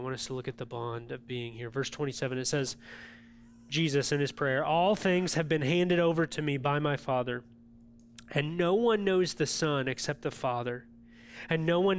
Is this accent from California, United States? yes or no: no; Illinois, United States; And now I know we're from Central Illinois, most of us